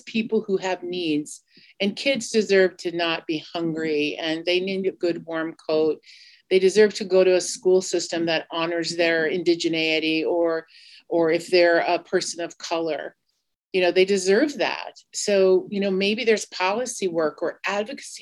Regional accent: Cheyenne River Sioux Tribe, South Dakota, United States; I'm from the Minicoju Lakota Band of the Cheyenne River Sioux Tribe

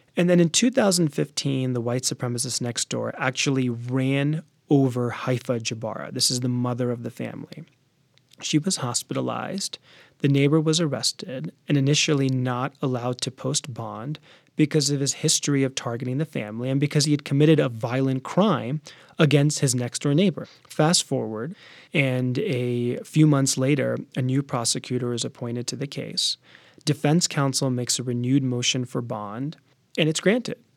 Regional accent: D.C. area, Virginia, United States; I was born in Virginia. My parents are Sick Americans. I'm a Sick American, and I spent most of my life in Virginia in the D C area

